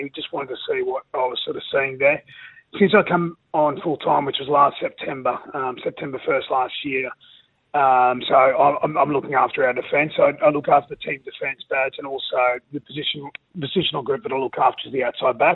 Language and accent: English; Rockhampton, Queensland, Australia; growing up in Rockhampton, it's a big rugby league area